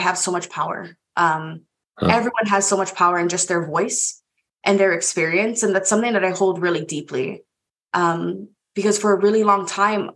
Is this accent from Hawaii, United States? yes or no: yes; Hawaii, United States; moved away as an adult; now in Baltimore, United States; born and raised in Hawaii